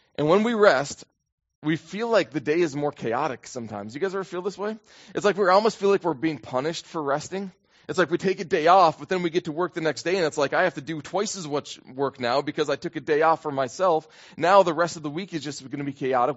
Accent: United States; for me as an American

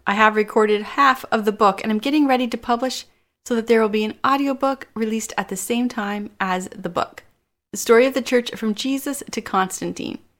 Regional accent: Canada; I am Canadian

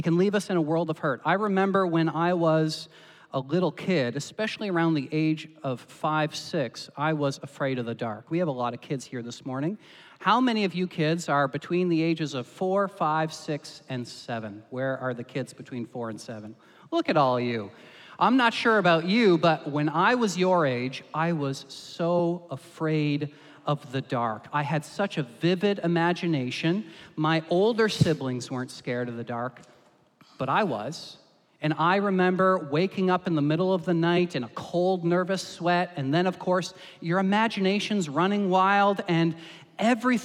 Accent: Canada; us as Canadian Christians

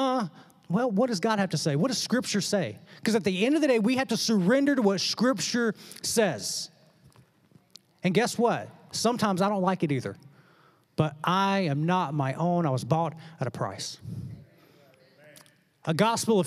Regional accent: the South, United States; growing up in the South

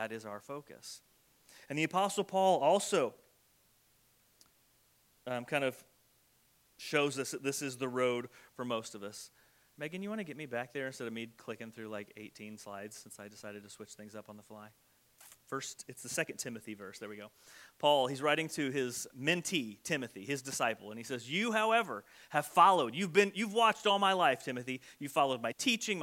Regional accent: United States; soft American Christians

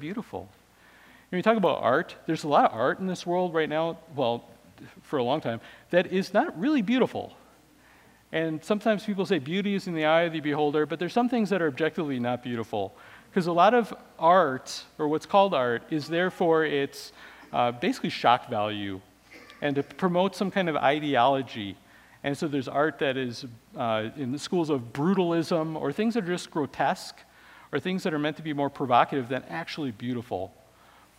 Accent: Wisconsin, United States; I grew up in Wisconsin

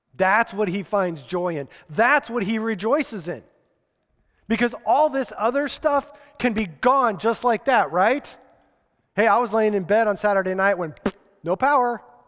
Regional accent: Colorado, United States; grew up in Colorado

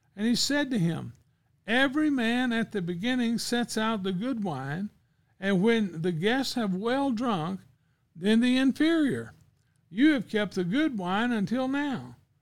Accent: United States; I'm too American

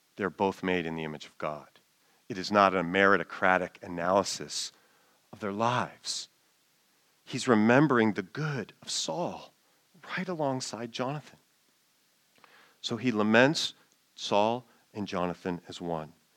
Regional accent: United States; as an American

